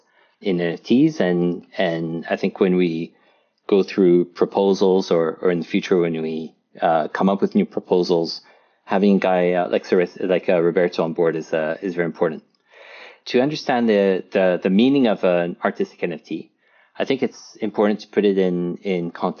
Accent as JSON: {"language": "English", "country": "France", "tie": "born or raised there", "said": "I grew up in France"}